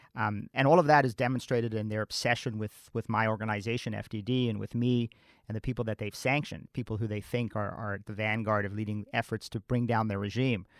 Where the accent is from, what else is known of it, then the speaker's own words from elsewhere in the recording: United States; as an American